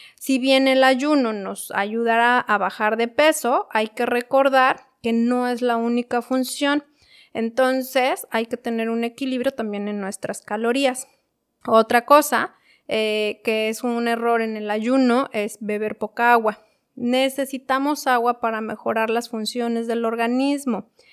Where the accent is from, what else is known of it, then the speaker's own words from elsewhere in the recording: Mexico City, Mexico; yo soy de la Ciudad de México